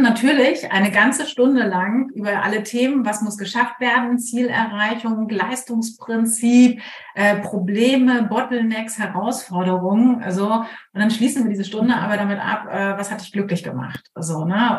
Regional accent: Germany; ich bin zwar Kapitänsenkeltochter und an der Ostsee groß geworden

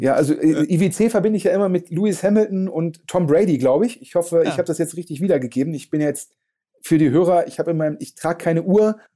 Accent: Germany; wir als Deutsche

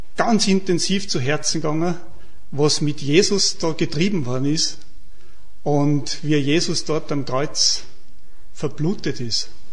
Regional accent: St. Martin bei Lofer, Salzburg, Austria; Ich bin aus dem Salzburgland, aus dem Pinzgau, vom Beruf Bankkaufmann

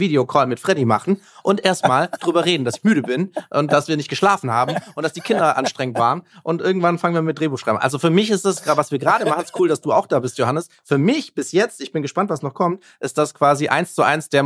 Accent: Baden-Württemberg, Germany; ich komme ja auch aus der Nähe von Stuttgart, also Süddeutschland hat für uns auch familiär Sinn gemacht.

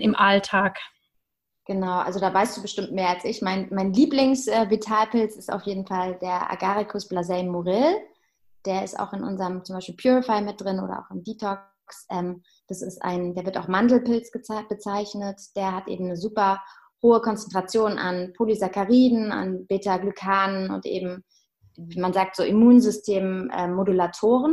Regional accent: Heidelberg, Baden-Württemberg, Germany; moved away as an adult; also born or lived in Hamburg; now in Berlin, Germany; ich komme äh, ursprünglich aus Heidelberg

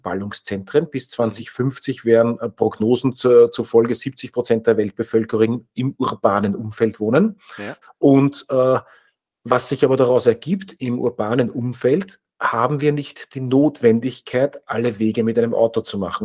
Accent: Austria; wir sind als Österreicher

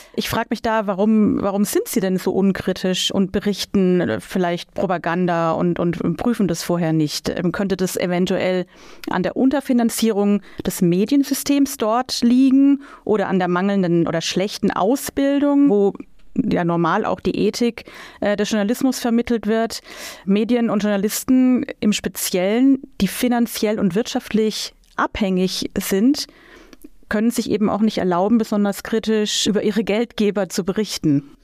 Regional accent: Germany; bei uns in Deutschland

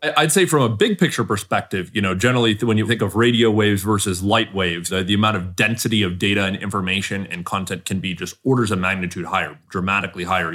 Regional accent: Southern California, United States; I grew up in Southern California

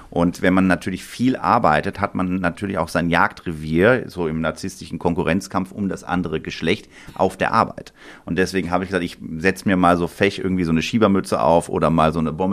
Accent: Bonn, North Rhine-Westphalia, Germany; born there; Ich komme, genau, ich bin in Bonn geboren, im Johanniter Krankenhaus im äh, Januar 1982.

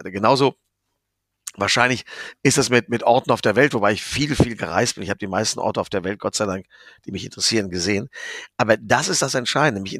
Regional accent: Rhineland, Germany; Ich bin Rheinländer, wie du weißt. Und äh, wir sind ja hier sowieso die Kalifornier Deutschlands.

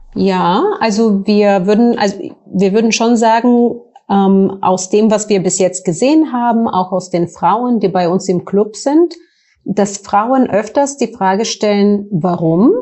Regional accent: Bulgaria; German is a second language; moved away as an adult; also born or lived in United States / Frankfurt; now in Germany; Ich komme aus Bulgarien ursprünglich, hört man vielleicht so ein bisschen

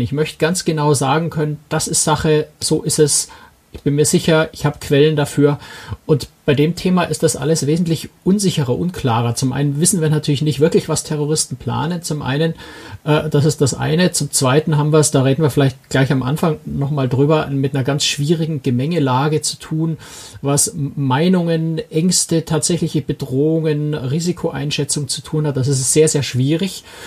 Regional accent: Germany; als Deutsche

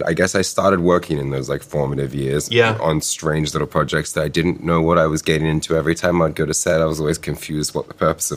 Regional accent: Currumbin Valley, Queensland, Australia; moved away; my hometown, Crumlin Valley.

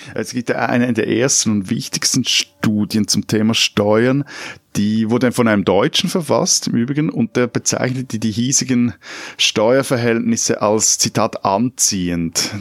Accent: Switzerland; als Schweizer

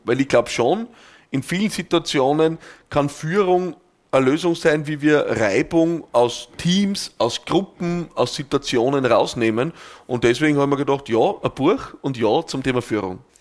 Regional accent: Austria; bei uns in Österreich

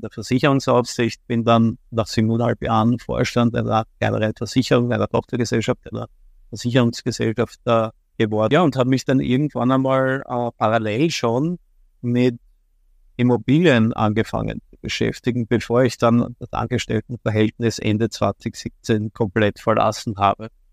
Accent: Vienna, Austria; komme aus Wien, bin ein echter Wiener, geboren in Wien, lebe in Wien

